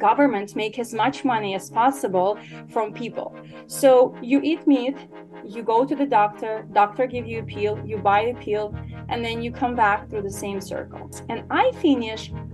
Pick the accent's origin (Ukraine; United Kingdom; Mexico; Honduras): Ukraine; English is a second language; moved away as an adult; now in United States; I was born and raised in Ukraine, if anyone wonder where is the name from, an accent. So I moved to America about 8 years ago